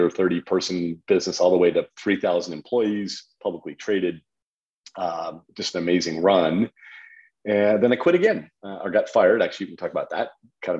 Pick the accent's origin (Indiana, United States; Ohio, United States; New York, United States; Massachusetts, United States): Ohio, United States; Toledo; moved away as an adult; also born or lived in Chicago / Silicon Valley; I'm from Toledo, Ohio, for all the listeners out there, a lovely spot to be from. Grew up there. I say that because I grew up in a very challenging economic environment. First person my family to go to college.